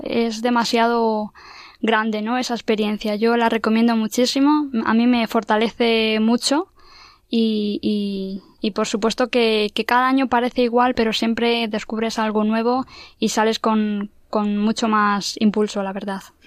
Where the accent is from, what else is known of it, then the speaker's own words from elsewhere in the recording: Madrid, Community of Madrid, Spain; soy de aquí de Madrid